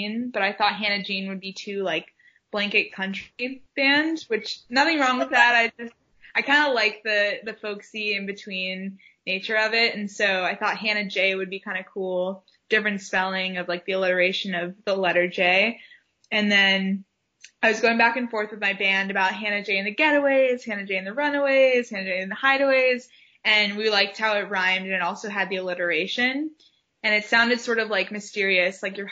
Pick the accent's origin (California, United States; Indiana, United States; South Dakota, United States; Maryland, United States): Maryland, United States; Takoma Park; also born or lived in Washington, District of Columbia, United States; I grew up in Tacoma Park, Maryland